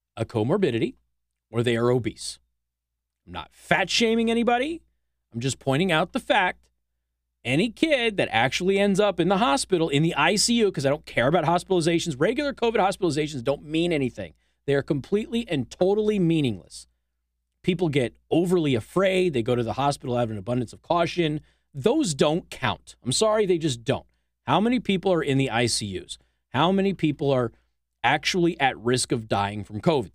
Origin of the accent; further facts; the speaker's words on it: Southwest, United States; now in Mishawaka, Indiana, United States; I'm from the Southwest